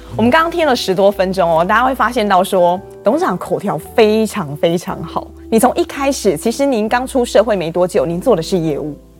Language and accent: Chinese; Taiwan; 我们台湾人